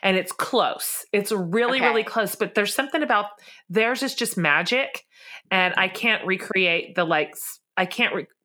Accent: Texas, United States; We live down here in the land of plenty.

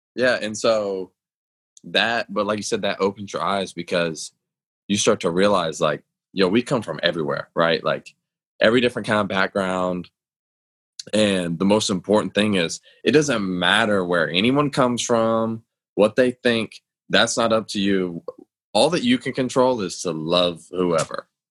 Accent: Atlanta, Georgia, United States; I was brought up in a southern home. Like I grew up in Atlanta

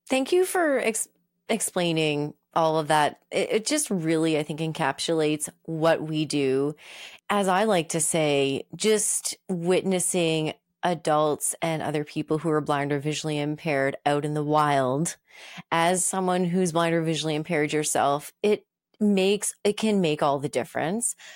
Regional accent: Moncton, New Brunswick, Canada; moved away; Moncton, my hometown, Moncton, New Brunswick

